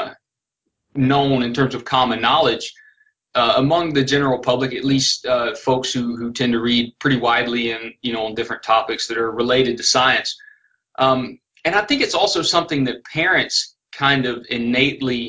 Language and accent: English; Northwest Florida, South Alabama, United States; accent: South Alabama, Northwest Florida; That's a South Alabama, Northwest Florida accent. And it's a product of the fact that I was born and raised in that region